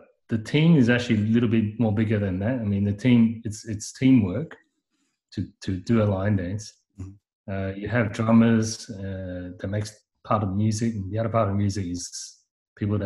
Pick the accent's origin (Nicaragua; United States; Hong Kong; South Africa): Hong Kong; now in Sydney, Australia; we come from Hong Kong